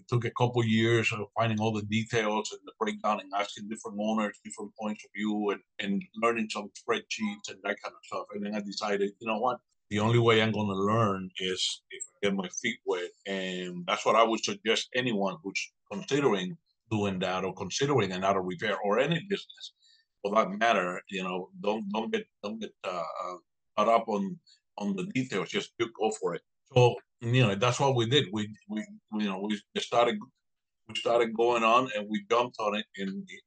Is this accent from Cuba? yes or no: yes; Cuba; now in Ruskin, United States; I was born and raised in Cuba